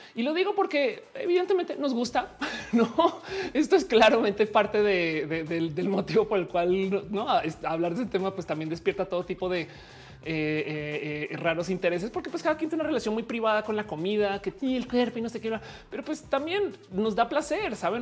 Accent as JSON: {"language": "Spanish", "country": "Colombia", "moved": "yes", "lives_now": "Mexico", "said": "Yo, como colombiana"}